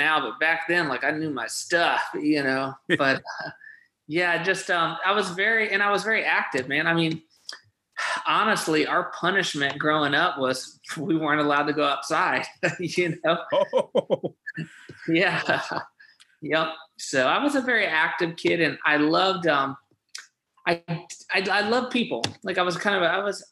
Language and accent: English; Cheyenne, Wyoming, United States; I'm actually from Cheyenne, Wyoming. So I was born out there, and we lived on a chicken farm.